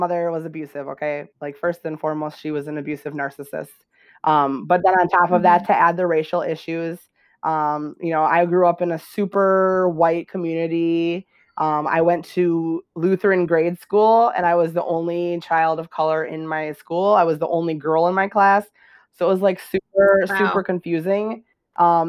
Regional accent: Wisconsin, United States; also born or lived in Texas; now in Morocco; I was born in Texas, and I was adopted from, so I was in like foster care for, 6 weeks or so. Uh-huh. I don't know where I was during all that time, and then I was taken to Wisconsin. In the United States, and I grew up in Wisconsin.

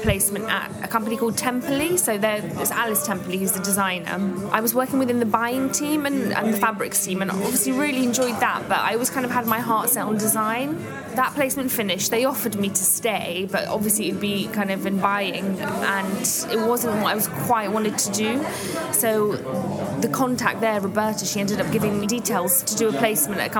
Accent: Leicestershire, East Midlands, United Kingdom; So I grew up in Leicestershire and I did my A-levels at a college there.

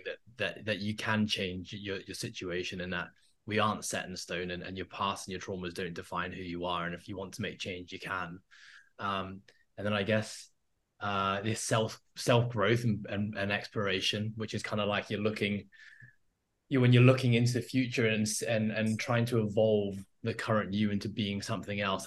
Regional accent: Hong Kong; I grew up in Hong Kong, um, and that's where I am now. That's been home forever

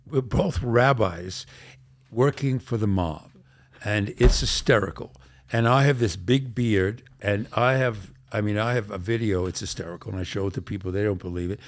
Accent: New York City, New York, United States; I grew up in Brooklyn

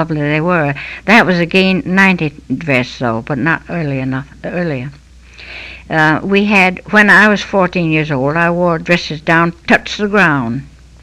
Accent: Stratford, Connecticut, United States; I was born on Old Mill Hill, which was Stratford then. And we came over here and bought a house when I was a little girl. I've been brought up right in the middle of the town since then.

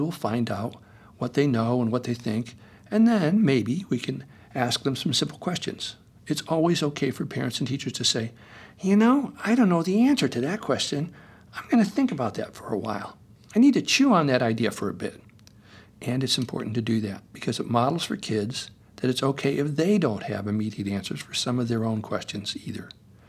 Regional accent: Topanga, California, United States; He lived in Amherst, Massachusetts, and I'm from Topanga, so we didn't see as much of each other as we would have liked

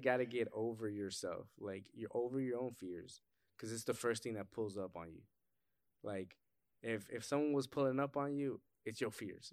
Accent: Cleveland, Ohio, United States; growing up in Cleveland or, like, just growing up in inner city

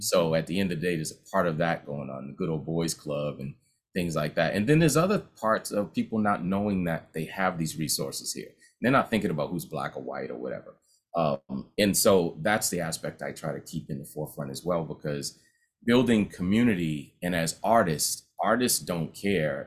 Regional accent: Boston, Massachusetts, United States; growing up in Common Square

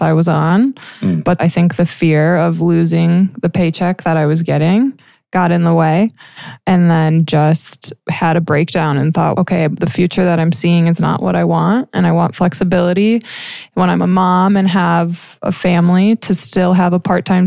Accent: Minnesota, United States; moved away as an adult; small town, Minnesota, born and raised there

